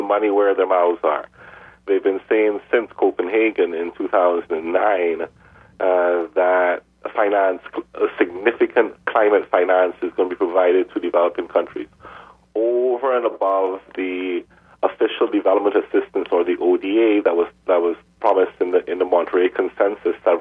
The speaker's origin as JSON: {"language": "English", "town": "Edmonton", "region": "Alberta", "country": "Canada", "tie": "born or raised there", "also_born_or_lived": "Montreal", "moved": "yes", "said": "I was born in Edmonton, Alberta, so you're speaking to a fellow Canadian."}